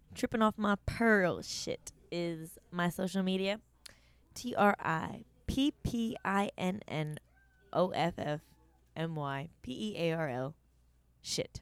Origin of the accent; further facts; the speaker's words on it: Canton, Ohio, United States; I was born in Canton, Ohio